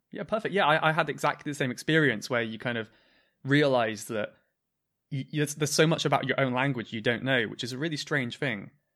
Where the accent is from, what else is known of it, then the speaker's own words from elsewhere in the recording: southwest of the UK, South West England, United Kingdom; I'm from the very south, southwest of the U K.